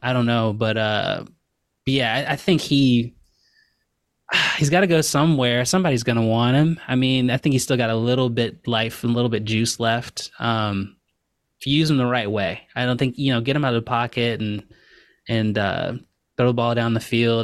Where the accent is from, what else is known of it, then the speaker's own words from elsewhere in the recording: Richmond, Virginia, United States; moved away as an adult; now in Pacific Northwest, United States; growing up in Richmond, we're about two hours south of the D C